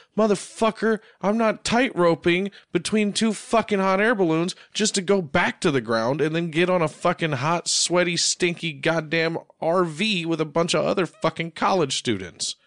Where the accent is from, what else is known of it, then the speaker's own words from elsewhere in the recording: United States; I'm American